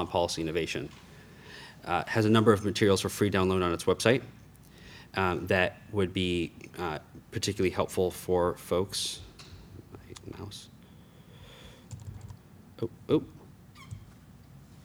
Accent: Myrtle Beach, South Carolina, United States; moved away; also born or lived in Charlotte, North Carolina; I am a native of Myrtle Beach, South Carolina. I was born in Charlotte, so I've grown up here in the Carolinas.

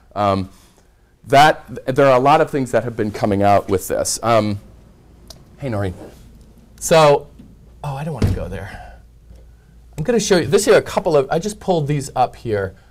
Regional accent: Red Oak, Iowa, United States; moved away; I grew up in rural Iowa in the southwest corner

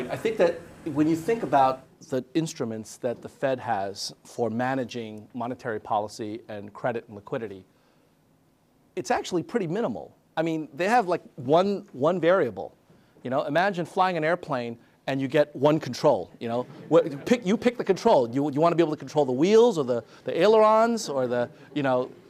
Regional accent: Argentina; I'm I'm from Argentina, right?

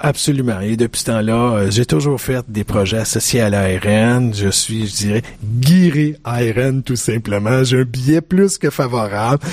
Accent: Quebec, Canada; je suis un Québécois

